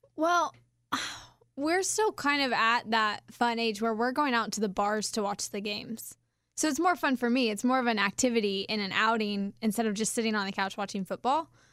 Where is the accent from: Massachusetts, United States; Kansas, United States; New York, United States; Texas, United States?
Kansas, United States; we're from Kansas